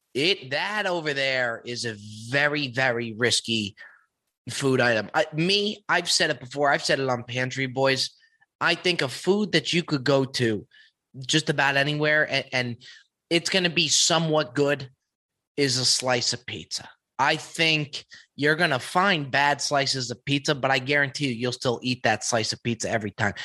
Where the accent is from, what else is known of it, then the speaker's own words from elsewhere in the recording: New Jersey, United States; moved away; I grew up uh, born and raised in New Jersey, but I hadn't been back to Jersey in a few years now